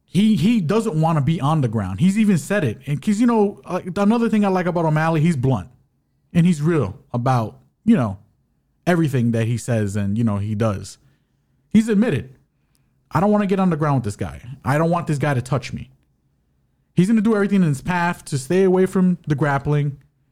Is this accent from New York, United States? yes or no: yes; New York, United States; We're from New York. What are you doing?